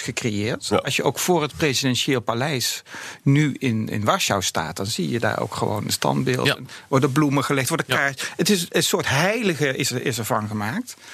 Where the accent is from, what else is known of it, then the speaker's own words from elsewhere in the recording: Breda, North Brabant, Netherlands; in Breda, waar ik vandaan kom